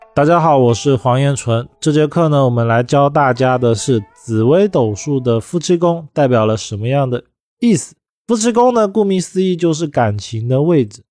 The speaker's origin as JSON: {"language": "Chinese", "country": "China", "said": "我们中国人"}